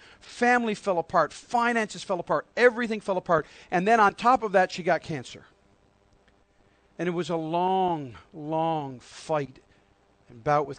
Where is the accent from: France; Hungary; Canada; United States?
Canada; Harbour Grace, Newfoundland and Labrador; moved away; also born or lived in Nova Scotia; one of them was a dear saint that I grew up with in Harbor Grace.